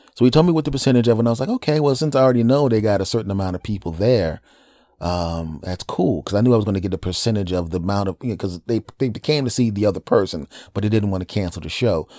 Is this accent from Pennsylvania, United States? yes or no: yes; Philadelphia, Pennsylvania, United States; doing comedy in my hometown of Philadelphia